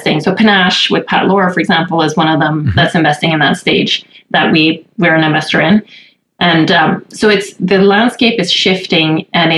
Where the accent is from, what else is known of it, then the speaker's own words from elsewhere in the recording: Sweden; moved away as an adult; now in Alberta, Canada; I'm Swedish originally, and I moved here and went to university here